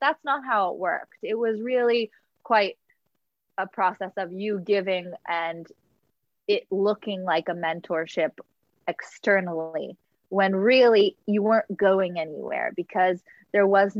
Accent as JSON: {"language": "English", "town": "Los Angeles", "region": "California", "country": "United States", "tie": "born or raised there", "said": "I grew up in Los Angeles"}